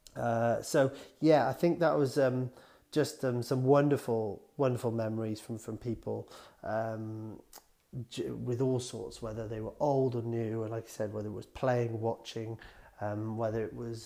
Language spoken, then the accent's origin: English; Wales, United Kingdom; I'm from Welsh, very proud of being Welsh